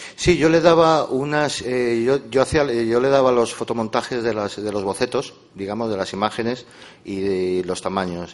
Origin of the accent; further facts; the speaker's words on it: Madrid, Community of Madrid, Spain; los dos somos de Madrid